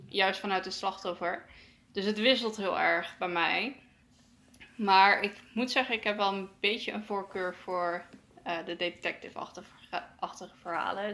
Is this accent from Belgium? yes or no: no; Netherlands; wij als Nederlanders